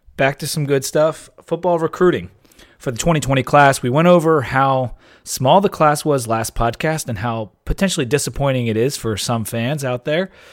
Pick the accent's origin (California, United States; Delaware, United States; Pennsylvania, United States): Delaware, United States; Delaware State, you know, my home state